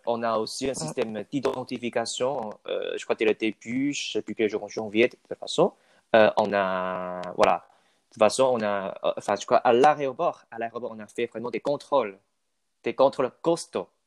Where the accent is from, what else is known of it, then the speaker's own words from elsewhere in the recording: Taiwan; French is a second language; moved away as an adult; now in Toulouse, France; chez nous, à Taïwan